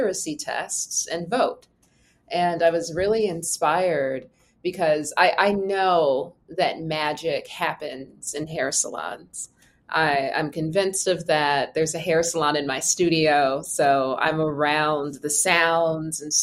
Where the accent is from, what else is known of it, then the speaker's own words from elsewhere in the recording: Los Angeles, California, United States; I am from Los Angeles